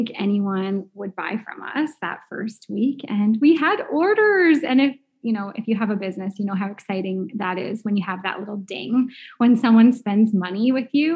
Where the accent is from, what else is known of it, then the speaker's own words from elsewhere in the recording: St. Albert, Alberta, Canada; I'm from St. Albert, Alberta